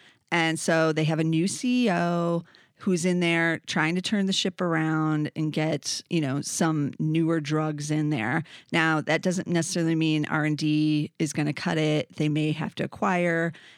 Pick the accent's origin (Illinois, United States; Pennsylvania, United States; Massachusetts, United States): Illinois, United States; Downers Grove; They're actually in Downers Grove, Illinois, which is my hometown.